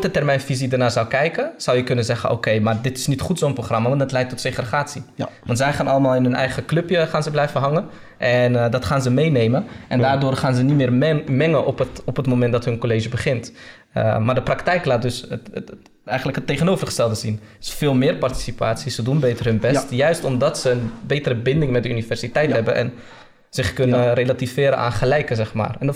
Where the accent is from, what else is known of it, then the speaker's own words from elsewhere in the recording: Netherlands; En heel veel vakken, en wij mochten als Nederlanders...